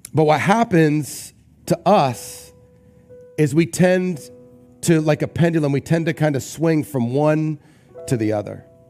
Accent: Newport, Rhode Island, United States; when I was growing up, um, we grew up in Newport, Rhode Island, and so near the beach

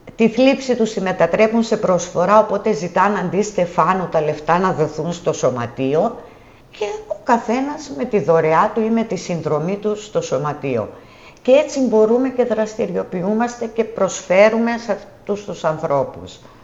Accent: Soufli, Eastern Macedonia and Thrace, Greece; moved away as an adult; now in Tinos, Greece; η καταγωγή μου είναι από το Σουφλί Εύρου

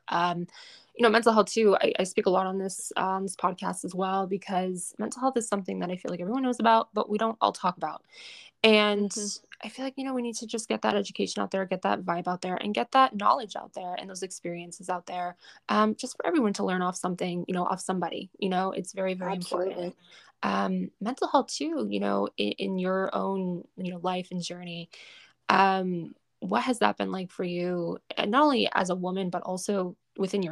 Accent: Massachusetts, United States; we grew up basically in each other's backyards, and we're both from Massachusetts

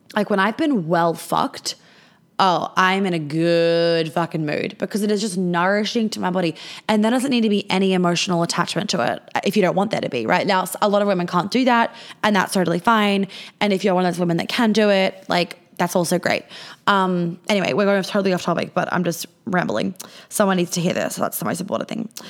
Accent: Australia; I'm Australian

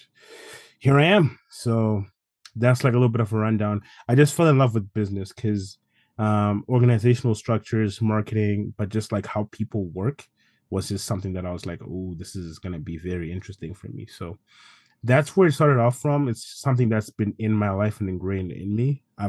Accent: Zimbabwe; born there; So, it all started like when I was born. I was born in Zimbabwe.

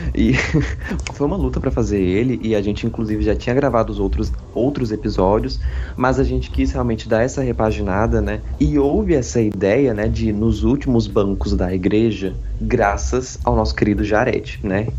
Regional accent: Brasília, Federal District, Brazil; moved away as an adult; now in Rio Grande do Sul, Brazil; eu sou natural de Brasília, mas moro no Rio Grande do Sul por causa da faculdade

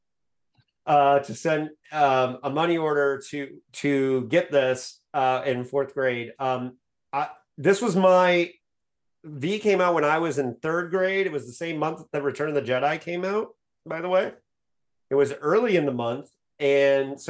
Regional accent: Bloomington, Indiana, United States; I grew up in Bloomington, Indiana

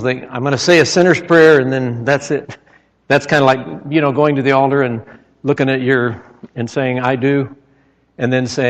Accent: Nebraska, United States; when I was a child, I grew up in Nebraska

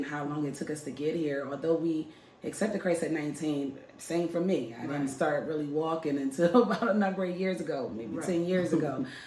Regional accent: Philadelphia, Pennsylvania, United States; I am from Philadelphia

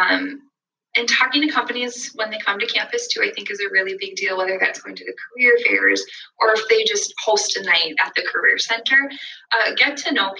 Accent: West Fargo, North Dakota, United States; I'm from West Fargo, born and raised.

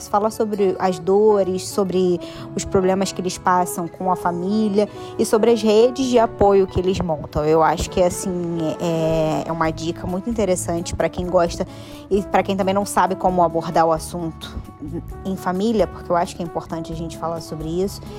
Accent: Duque de Caxias, Rio de Janeiro, Brazil; Caxias, minha terra.

